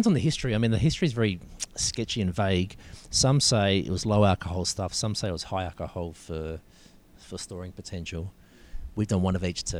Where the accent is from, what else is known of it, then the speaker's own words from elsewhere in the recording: Adelaide, South Australia, Australia; moved away as an adult; now in Victoria, Australia; I grew up in Adelaide